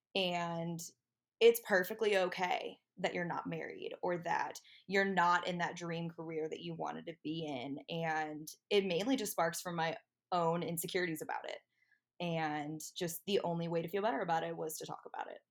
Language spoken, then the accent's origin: English; Medina, Ohio, United States; moved away as an adult; now in Columbus, United States; I am originally from Medina, Ohio, um, the 330, dirty 330, whatever you want to call it um, hashtag hometown pride